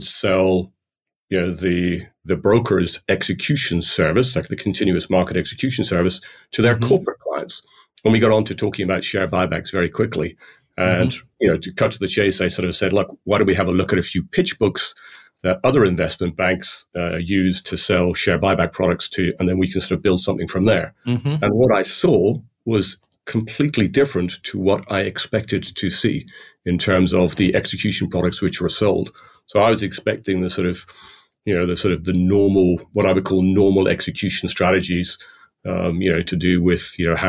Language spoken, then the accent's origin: English; Ireland; I'm called a plastic paddy in Ireland because I feel very Irish, having grown up in Ireland, but my accent would be anything but.